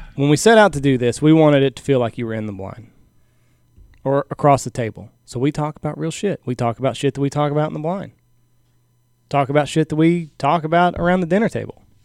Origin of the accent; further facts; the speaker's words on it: Texas, United States; I'm from Texas